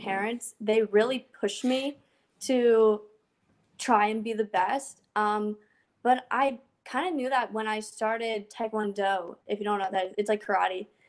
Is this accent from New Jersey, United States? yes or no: yes; New Jersey, United States; I am from New Jersey